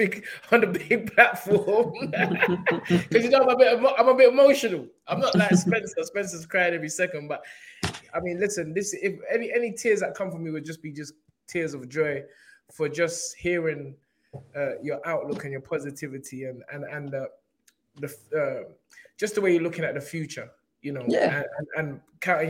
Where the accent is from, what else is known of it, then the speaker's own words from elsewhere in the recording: Nigeria; I'm talking like I'm not Nigerian